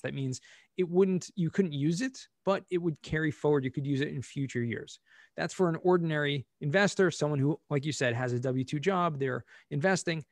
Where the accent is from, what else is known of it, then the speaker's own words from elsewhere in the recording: Southern California, United States; moved away; also born or lived in Israel; grew up in Southern California, um, actually moved to Israel for many years